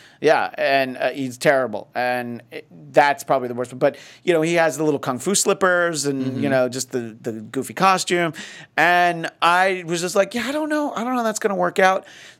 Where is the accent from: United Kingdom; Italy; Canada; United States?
United Kingdom